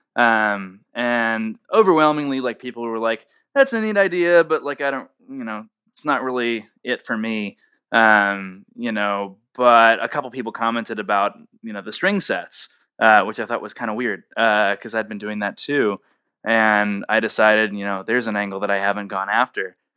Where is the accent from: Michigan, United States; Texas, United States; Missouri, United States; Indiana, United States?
Indiana, United States; Indianapolis; moved away as an adult; now in Nashville, United States; I'm from Indianapolis originally, and I came down here to Nashville, Tennessee